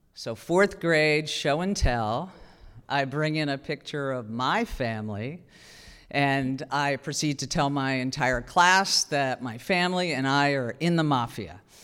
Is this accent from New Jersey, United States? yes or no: yes; New Jersey, United States; I'm from New Jersey